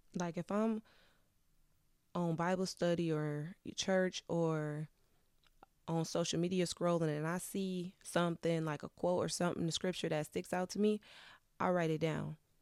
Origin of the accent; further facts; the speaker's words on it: Wisconsin, United States; moved away as an adult; now in Detroit area, United States; I'm a Midwest girly. I'm originally from Wisconsin.